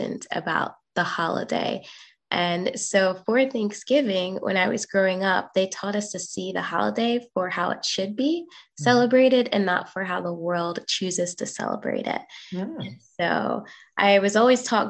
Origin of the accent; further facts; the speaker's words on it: Indiana, United States; when I was with my family growing up in Indiana with my grandparents